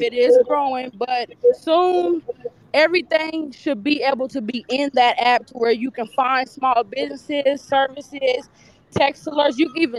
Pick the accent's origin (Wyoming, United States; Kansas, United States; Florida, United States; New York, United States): Kansas, United States; Wichita; now in Phoenix, United States; We are currently in Phoenix, Arizona. That's what I'm talking about. But we are from Wichita, Kansas.